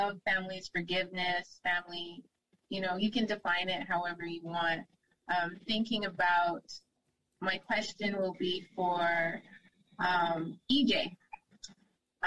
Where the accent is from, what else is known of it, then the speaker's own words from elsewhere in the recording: Nova Scotia, Canada; I grew up in Nova Scotia